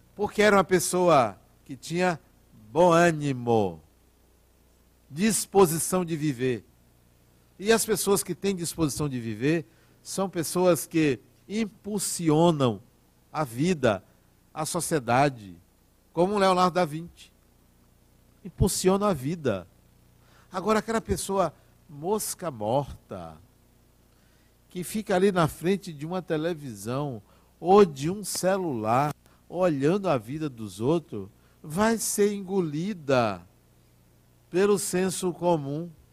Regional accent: Brazil; Eu sou brasileiro

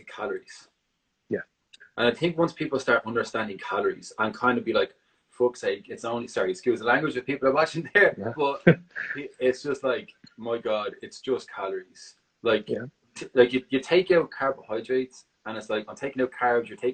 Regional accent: Dublin, Leinster, Ireland; now in San Francisco, United States; I'm originally from Ireland, Dublin

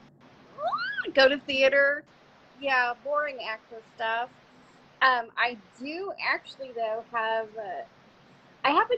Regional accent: Texas, United States; I grew up here in Texas

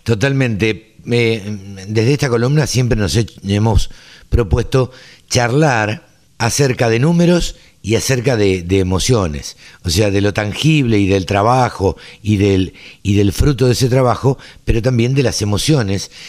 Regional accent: Maipú, Argentina; moved away; mi pueblo, a Maipú

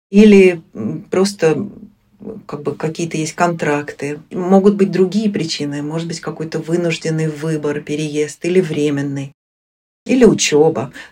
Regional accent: Moscow, Russia; moved away as an adult; now in Sweden; на родине, то есть в Москве, в Москве я из Москвы, я не живу уже с 94 -го года

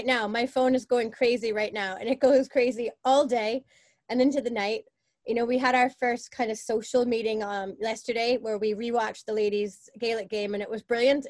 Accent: Boston, Massachusetts, United States; moved away as an adult; now in Belfast, United Kingdom; I'm from Boston

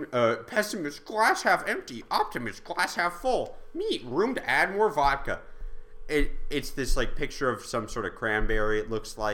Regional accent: Australia; I'm Australian.

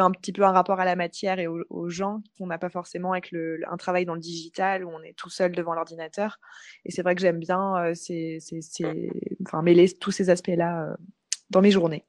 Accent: Paris, Île-de-France, France; moved away as an adult; also born or lived in Bali; je suis originaire de Paris

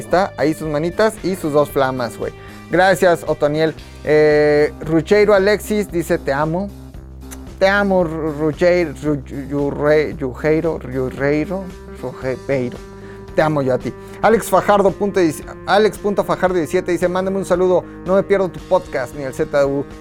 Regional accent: Tula, Hidalgo, Mexico; Yo soy de Tula, soy tuleño.

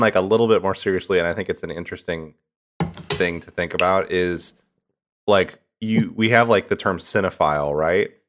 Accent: Midwest, United States; moved away; I'm from the Midwest

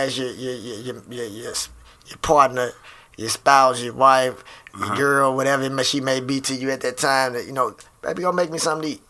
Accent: Wellston, Missouri, United States; I grew up in St. Louis in a small community called Wellston

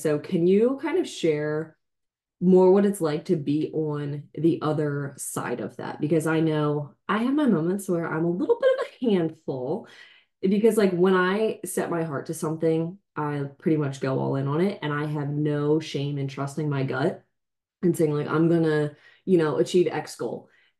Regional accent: New Jersey, United States; When I came from Jersey, you came from PA to Delaware.

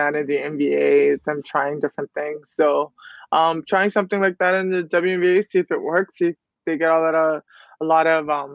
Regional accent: Toronto, Ontario, Canada; I'm from Toronto. It's cold in the winter

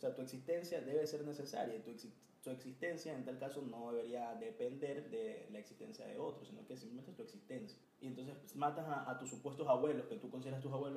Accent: Ecuador; somos super ecuatorianos

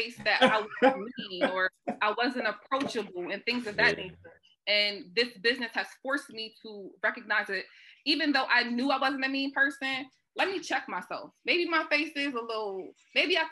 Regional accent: Wilmington, United States; obviously I grew up over Northside, I'm from Northside. My parents still live in that neighborhood.

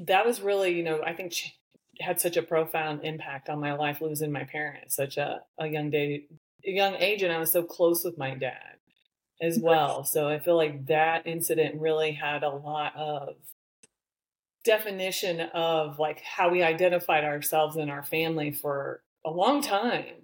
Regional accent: the Midwest of the United States, United States; I grew up in the Midwest of the United States. I'm definitely a small town girl

